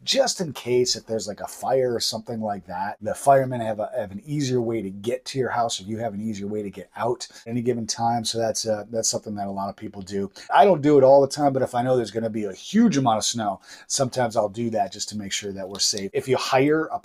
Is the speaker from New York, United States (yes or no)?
yes; Buffalo, New York, United States; now in southern Maine, United States; I'm originally from Buffalo, New York